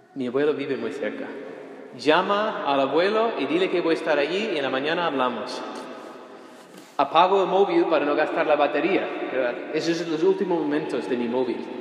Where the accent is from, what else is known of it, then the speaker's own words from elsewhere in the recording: United States; moved away; also born or lived in Rome, Italy / Spain; siendo ciudadano estadounidense